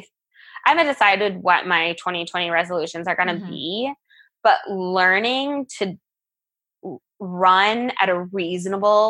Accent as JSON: {"language": "English", "region": "Iowa", "country": "United States", "tie": "born or raised there", "moved": "as an adult", "said": "growing up in Iowa, going in state for school"}